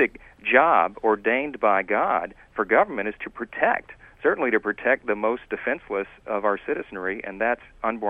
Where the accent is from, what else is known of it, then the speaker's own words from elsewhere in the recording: Louisiana, United States; my home state of Louisiana